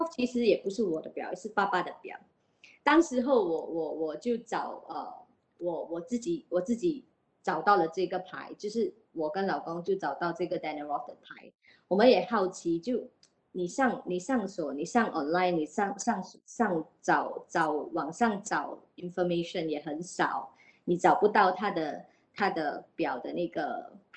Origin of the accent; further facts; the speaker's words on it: Singapore; 我们新加坡人就比较 shift 的 focus 去车，买车啊，买表啊